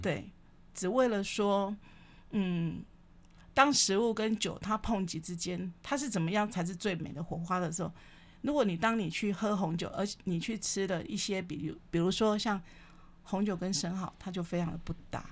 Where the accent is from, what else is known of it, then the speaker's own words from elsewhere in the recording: Kaohsiung, Taiwan; 因为我是高雄人